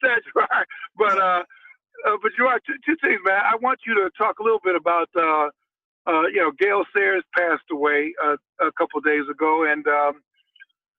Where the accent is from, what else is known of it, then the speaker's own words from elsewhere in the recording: Chicago, Illinois, United States; we grew up in Chicago